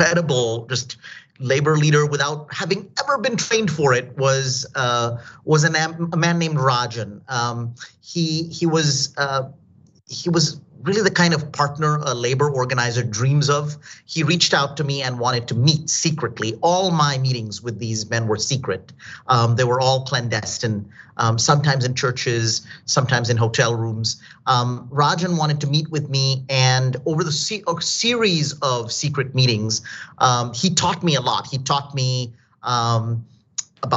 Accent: Delhi, India; now in United States; I'm from India. I came from Delhi to the United States.

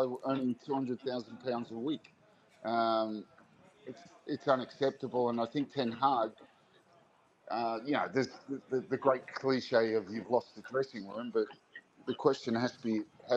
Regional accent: Sutherland Shire, New South Wales, Australia; I grew up in Pitney Point

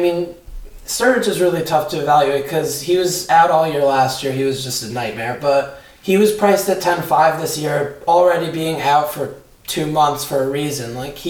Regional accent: United States; and I'm fucking American.

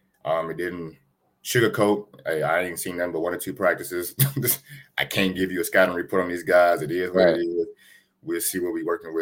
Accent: Gary, Indiana, United States; So growing up in Gary, man, you know, we always, you know, we played the Simeons and the Wheaties.

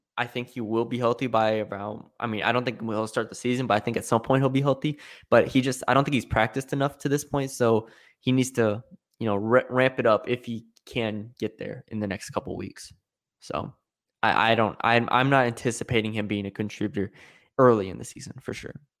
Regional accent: San Antonio, Texas, United States; I'm from San Antonio

